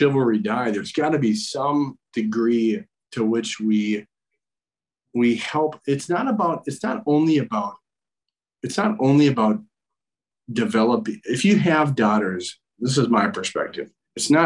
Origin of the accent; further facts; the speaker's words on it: Minnesota, United States; I grew up in Minnesota, small river town kid right on the Mississippi, and decided to stay home and play for the Gophers